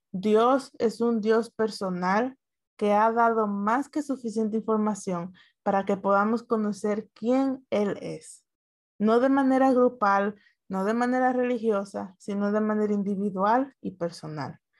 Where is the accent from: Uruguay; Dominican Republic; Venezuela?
Dominican Republic; yo soy dominicana